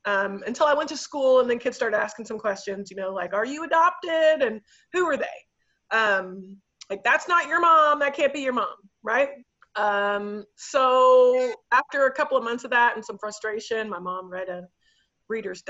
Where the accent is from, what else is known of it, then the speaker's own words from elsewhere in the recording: Dallas, Texas, United States; I grew up in Dallas